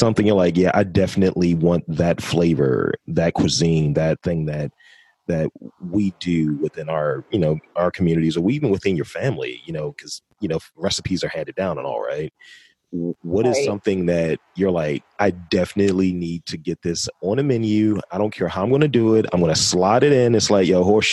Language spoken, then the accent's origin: English; Baltimore, Maryland, United States; I'm straight from Baltimore as well. Always been here